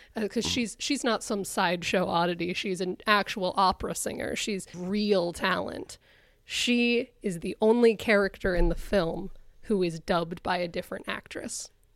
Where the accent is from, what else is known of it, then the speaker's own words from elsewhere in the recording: Connecticut, United States; moved away; I'm from Connecticut, where I grew up, and it's where I spend my summers